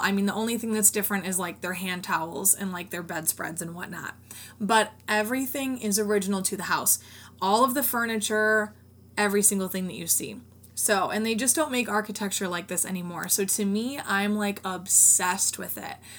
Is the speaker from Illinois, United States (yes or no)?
yes; Rockford, Illinois, United States; since I live in the Northern Illinois area, there are tons of homes nearby and one in my hometown of Rockford.